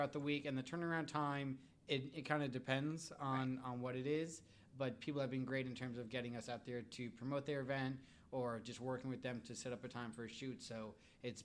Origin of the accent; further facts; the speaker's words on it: New York, United States; moved away as an adult; also born or lived in Connecticut; now in Wichita, United States; I grew up in New York, kind of a long ways from here